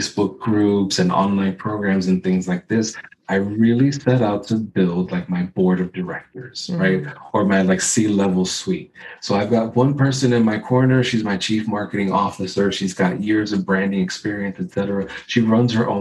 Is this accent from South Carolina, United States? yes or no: no; New York City, New York, United States; I grew up in the Bronx